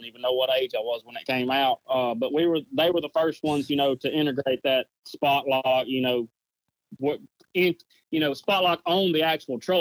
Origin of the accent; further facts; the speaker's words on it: United States; where I grew up fishing on the Coosa River